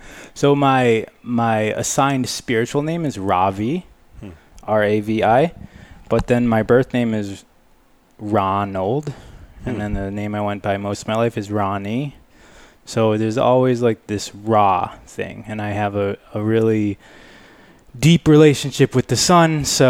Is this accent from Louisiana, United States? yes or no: no; Michigan, United States; moved away as an adult; also born or lived in California; I grew up in Michigan, So from 3 years old to 23 years old, I was in Michigan.